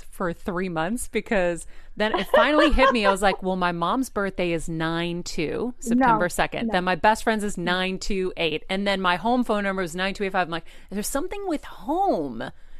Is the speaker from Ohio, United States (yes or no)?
no; Boston, Massachusetts, United States; also born or lived in California; now in Connecticut, United States; growing up in Boston, Massachusetts. Now I left Boston, went to California, and now I've been back here inadvertently for a time.